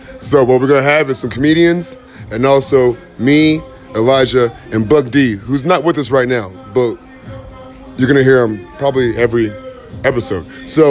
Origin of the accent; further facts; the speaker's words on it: New Mexico, United States; we're from New Mexico.